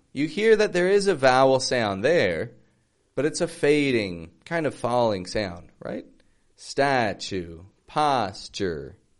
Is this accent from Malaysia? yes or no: no; Toronto, Ontario, Canada; now in Mexico; I'm from Toronto, I live in Mexico